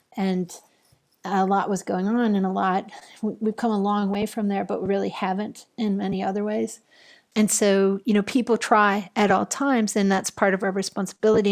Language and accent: English; Buffalo, New York, United States; I grew up in Buffalo, New York